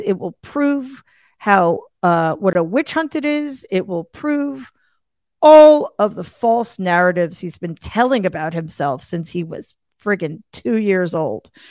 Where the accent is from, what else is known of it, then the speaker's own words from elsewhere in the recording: Northeast, United States; I'm from the Northeast